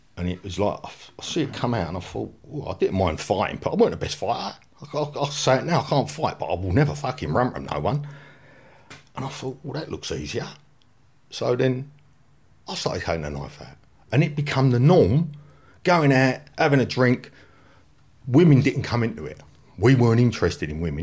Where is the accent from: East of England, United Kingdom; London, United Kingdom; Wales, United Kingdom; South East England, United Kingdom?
London, United Kingdom; I grew up in the flats that overlooked Pentonville Prison